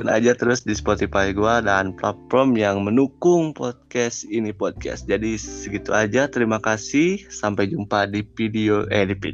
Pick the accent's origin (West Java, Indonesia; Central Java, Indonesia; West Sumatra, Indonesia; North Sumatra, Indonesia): West Java, Indonesia; aku orang Sunda gitu ya emang aku nggak bisa jauh dari orang tua gitu